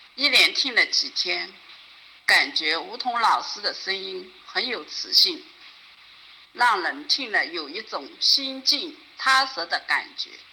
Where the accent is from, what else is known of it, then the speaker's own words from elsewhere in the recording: Zhejiang, China; 我来自浙江